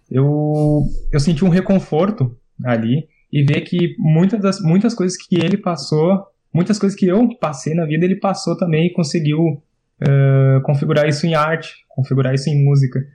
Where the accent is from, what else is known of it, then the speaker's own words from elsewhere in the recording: Rio Grande do Sul, Brazil; nós aqui somos do Rio Grande do Sul